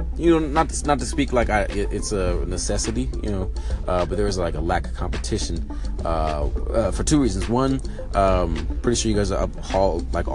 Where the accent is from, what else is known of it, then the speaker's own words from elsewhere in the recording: Richmond, California, United States; moved away as an adult; now in Atlanta, United States; I'm from the Bay Area, California. If you didn't know, Richmond all day